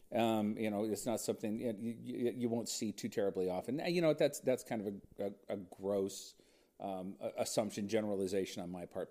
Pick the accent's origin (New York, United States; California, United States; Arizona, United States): California, United States; Huntington Beach; I grew up in Huntington Beach, California.